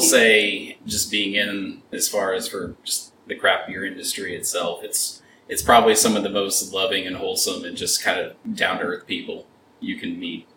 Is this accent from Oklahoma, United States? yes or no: yes; Oklahoma City, Oklahoma, United States; now in Texas, United States; I'm originally from the Oklahoma City area